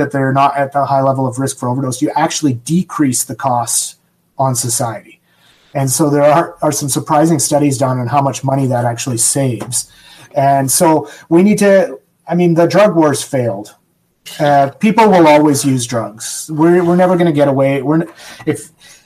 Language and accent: English; Canada; I'm Canadian